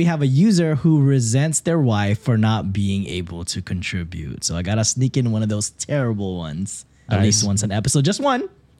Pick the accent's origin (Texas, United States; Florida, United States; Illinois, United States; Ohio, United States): Texas, United States; We're both brown. We're both from Texas.